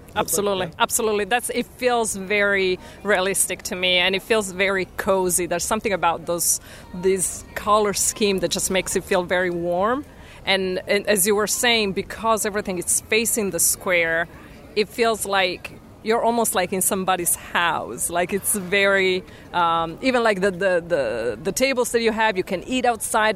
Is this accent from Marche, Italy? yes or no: yes; Pesaro, Marche, Italy; moved away as an adult; also born or lived in New York City, United States; now in Florida, United States; I was born and raised in Italy in a tiny place called Pesaro.